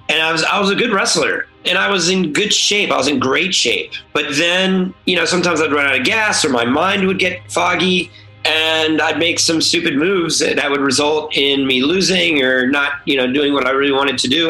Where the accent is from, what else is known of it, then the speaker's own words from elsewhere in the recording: Mount Holly, New Jersey, United States; also born or lived in San Diego; now in Los Angeles, United States; originally, I'm from New Jersey, Holly, New Jersey, on the East Coast in the United States, just outside of uh, Philadelphia. My dad's a pharmacist, so I grew up in a pharmacy.